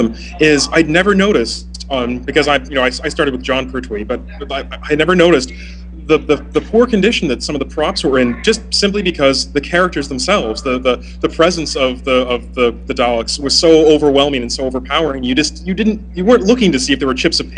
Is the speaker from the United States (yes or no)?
no; England, United Kingdom; moved away as an adult; I'm actually from England. I've emigrated quite a few years ago.